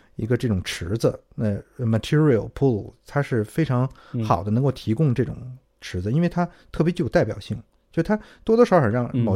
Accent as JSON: {"language": "Chinese", "country": "China", "said": "我们中国人"}